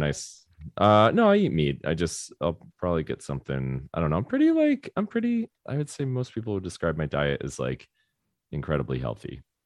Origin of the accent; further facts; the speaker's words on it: Florida, United States; I grew up in Florida